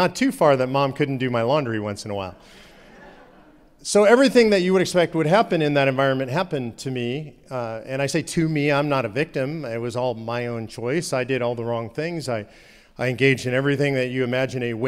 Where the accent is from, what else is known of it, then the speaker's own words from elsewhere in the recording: Los Angeles, California, United States; So I grew up in Los Angeles, California.